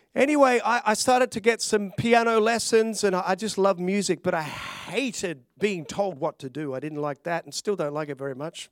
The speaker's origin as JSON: {"language": "English", "country": "Australia", "tie": "born or raised there", "also_born_or_lived": "Glenorchy, Hobart, Tasmania / Melbourne, Victoria", "said": "I'd grown up in Australia as a, a little, a little Aussie boy. I, I was born in Tasmania"}